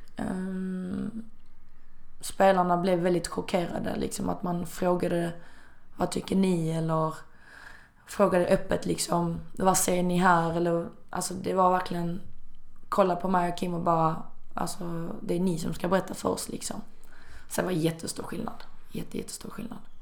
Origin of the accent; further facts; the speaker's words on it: Malmö, Skåne, Sweden; moved away as an adult; also born or lived in China; jag hade inte heller bott hemma i Malmö på väldigt, väldigt länge